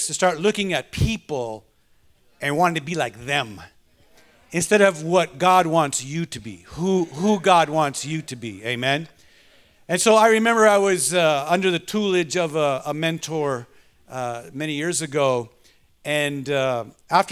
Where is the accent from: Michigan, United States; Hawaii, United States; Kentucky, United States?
Michigan, United States; Detroit; I was raised in Detroit